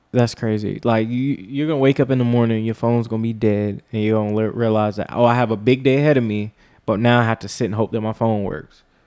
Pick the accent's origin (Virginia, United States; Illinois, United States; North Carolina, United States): North Carolina, United States; That's where I'm from.